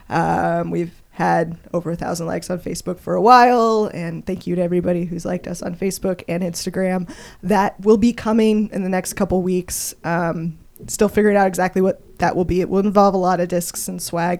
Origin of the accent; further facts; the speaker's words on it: Colorado, United States; now in Kansas City, United States; I grew up in Colorado.